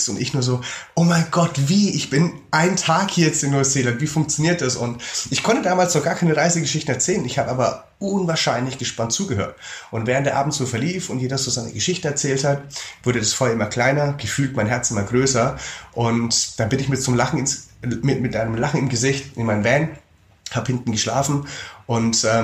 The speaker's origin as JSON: {"language": "German", "country": "Germany", "said": "ich komme aus Deutschland"}